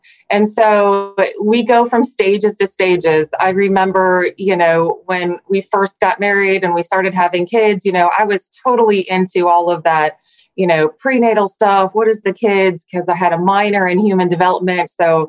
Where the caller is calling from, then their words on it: Superior, Nebraska, United States; I'm coming today from Superior, Nebraska, right in the kind of in the middle of the country.